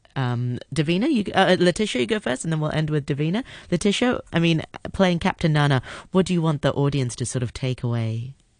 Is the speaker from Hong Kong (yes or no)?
yes; Hong Kong; growing up in Hong Kong